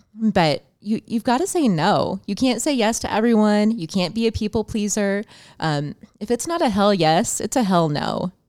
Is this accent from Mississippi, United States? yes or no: no; Champaign, Illinois, United States; I'm from Champaign, Illinois.